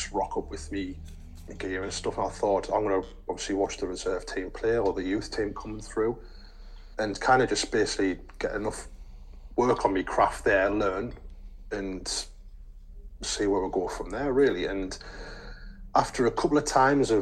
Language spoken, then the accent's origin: English; Sunderland, North East England, United Kingdom; we're both lads from Sunderland